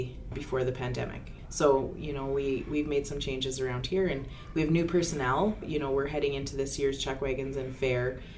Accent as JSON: {"language": "English", "town": "Lloydminster", "region": "Alberta", "country": "Canada", "tie": "born or raised there", "said": "I am from Lloydminster, born and raised here."}